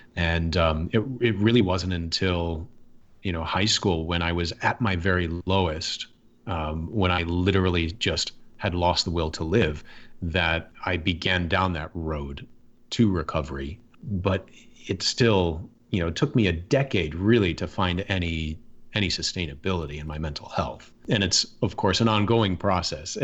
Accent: Michigan, United States; I grew up in Michigan

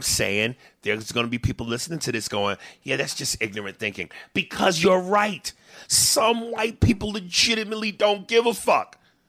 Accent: Brooklyn, New York, United States; I'm from Brooklyn too, nigga, Brownsville. Damn, nigga getting strong on me. To be exact, you know, growing up in Brooklyn, you got to have thick skin.

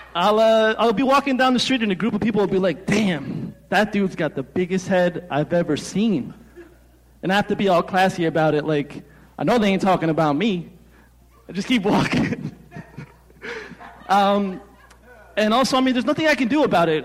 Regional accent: New Jersey, United States; I'm from Jersey.

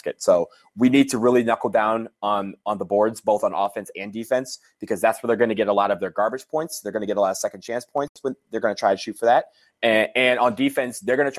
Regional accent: Michigan, United States; I'm from Michigan

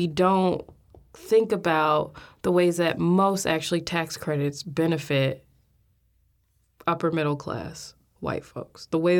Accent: Chicago, Illinois, United States; I come from Inglewood in Chicago, and which is now mostly known for gang violence, as one of the poorest parts of the city. My family had lived there by the time I was born, had been in that house for almost 40 years.

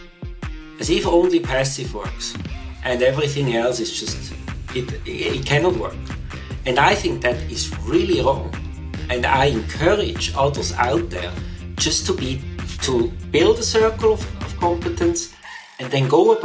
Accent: Switzerland; moved away as an adult; also born or lived in United Kingdom; So I grew up in Switzerland, also spent all my schooling in Switzerland

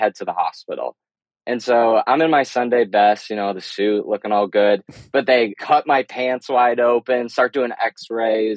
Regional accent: Chicago, Illinois, United States; now in Oklahoma City, United States; I'm in Oklahoma City, but I'm originally from the Chicago area

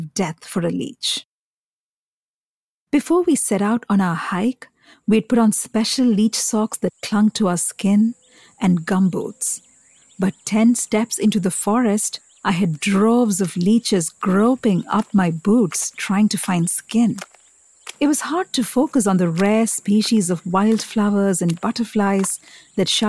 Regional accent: Kochi, Kerala, India; also born or lived in Delhi; now in New York, United States; I grew up in Kerala, the South Indian state

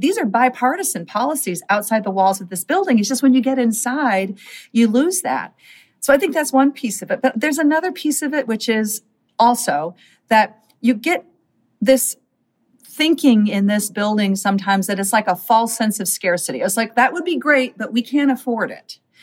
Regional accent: Minnesota, United States; my home state of Minnesota

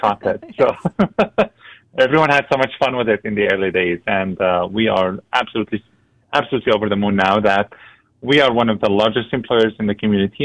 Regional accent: Syria; also born or lived in Lebanon; now in Antigonish, Canada; My family and I come from Syria. We fled the country in 2012

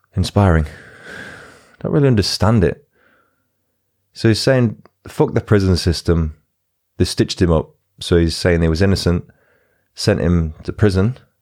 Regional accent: Huddersfield, Yorkshire and the Humber, United Kingdom; my hometown team, Huddersfield

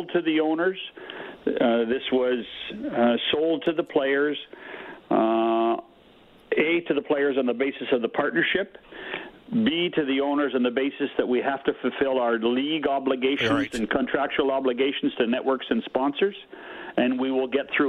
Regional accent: Canada; as a Canadian

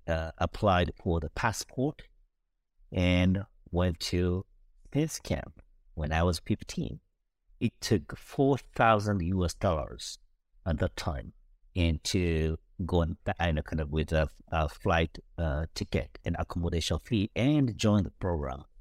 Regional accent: Kobe, Hyogo, Japan; moved away; also born or lived in Tokyo; my hometown and it was Kobe

